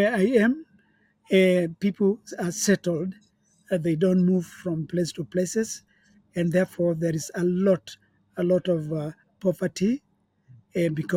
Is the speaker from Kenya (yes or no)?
yes; Eastern Province, Kenya; I come from Kenya, and in the eastern province of our country